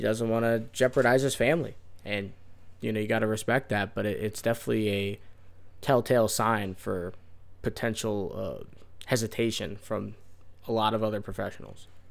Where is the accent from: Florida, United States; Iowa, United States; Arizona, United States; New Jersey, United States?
Florida, United States; from Florida, we got some nonsense words that we use